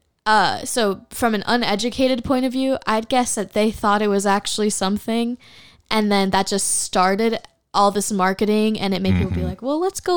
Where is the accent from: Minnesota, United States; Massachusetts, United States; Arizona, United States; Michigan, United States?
Minnesota, United States; we're from Minnesota